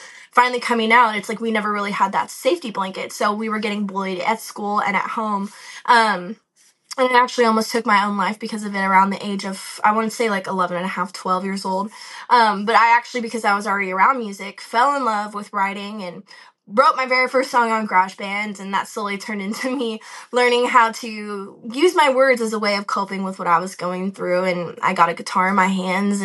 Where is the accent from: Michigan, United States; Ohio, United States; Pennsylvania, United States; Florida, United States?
Florida, United States; Boca Raton; moved away as an adult; now in Nashville, United States; I live in Nashville, but I'm actually originally from South Florida, Boca Raton, East Coast